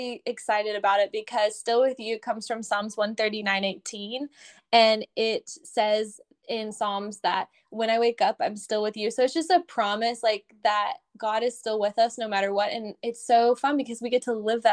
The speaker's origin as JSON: {"language": "English", "region": "Missouri", "country": "United States", "tie": "born or raised there", "moved": "as an adult", "lives_now": "Pensacola, United States", "said": "originally I am from Missouri, so I grew up in the Midwest, and then in 2016, I moved to Pensacola, Florida with my husband"}